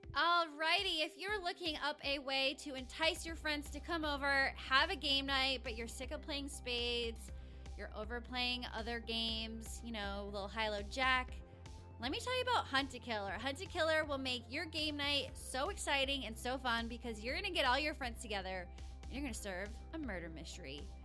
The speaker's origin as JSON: {"language": "English", "region": "Rhode Island", "country": "United States", "tie": "born or raised there", "also_born_or_lived": "Los Angeles, California", "moved": "as an adult", "said": "I grew up in Rhode Island, the tiniest state"}